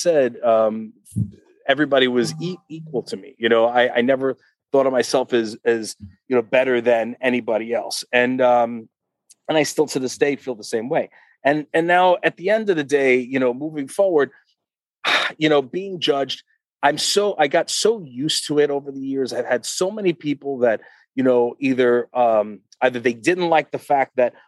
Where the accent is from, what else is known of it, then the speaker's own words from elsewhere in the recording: Uniondale, New York, United States; I grew up in Uniondale, New York